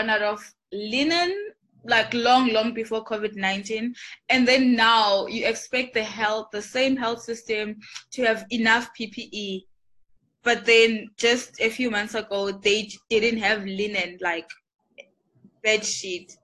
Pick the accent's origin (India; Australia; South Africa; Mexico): South Africa; I'm South African, like it's my home